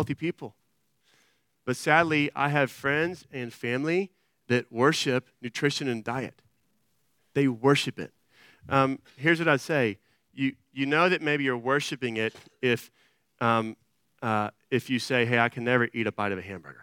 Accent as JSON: {"language": "English", "town": "Austin", "region": "Texas", "country": "United States", "said": "I'm from Austin"}